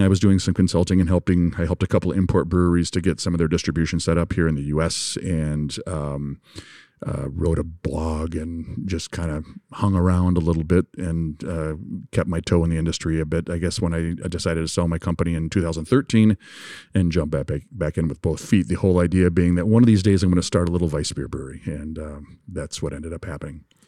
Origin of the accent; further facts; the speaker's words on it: Grand Rapids, Michigan, United States; also born or lived in Bavaria; my hometown of Grand Rapids